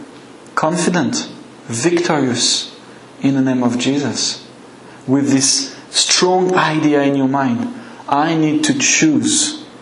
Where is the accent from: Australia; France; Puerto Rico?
France; accent: French; English is a second language; my French accent